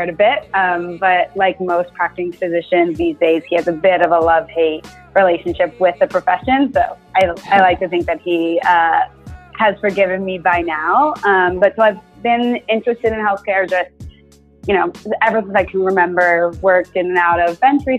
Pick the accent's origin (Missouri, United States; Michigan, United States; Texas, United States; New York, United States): Texas, United States; Houston; I was born in Houston, born and raised to a doctor